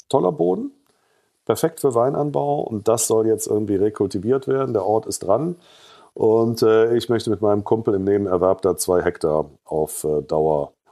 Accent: Saarland, Germany; Petgen Darm ist auch mega und Schmidt und Weber, muss ich ja jetzt als Saarländer sagen, damit die anderen auch nicht beleidigt sind.

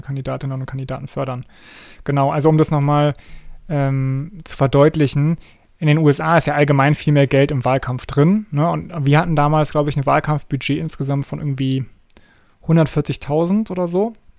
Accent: Germany; bei uns in Deutschland

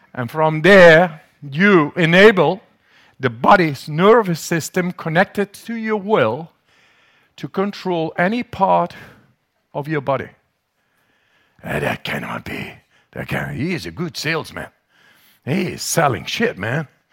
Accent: Netherlands; English is a second language; They call me the German. I'm the crazy Dutchman, man. Must be my accent in the, in the, in English

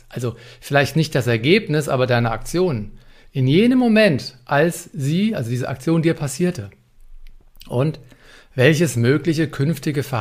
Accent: Frankfurt, Hesse, Germany; accent: Hessian; Und auch Hochdeutsch, weil ich komme zwar aus Frankfurt am Main, aber ich kann noch ein bisschen Hochdeutsch. Aber Hessisch nochmal genannt

